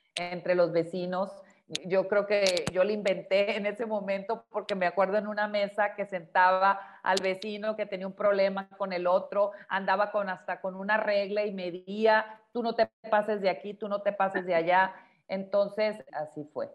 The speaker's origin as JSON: {"language": "Spanish", "region": "Sinaloa", "country": "Mexico", "tie": "born or raised there", "moved": "yes", "said": "en el estado de Sinaloa, que es donde yo nací y allá está la casa donde yo crecí"}